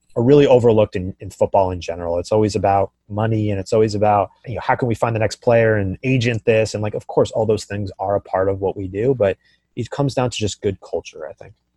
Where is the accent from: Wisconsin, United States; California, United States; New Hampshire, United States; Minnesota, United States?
California, United States; Silicon Valley; I come from Silicon Valley and here in, in, in San Francisco